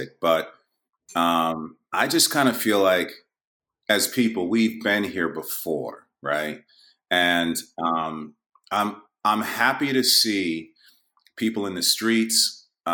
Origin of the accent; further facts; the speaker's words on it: New York, United States; I'm from New York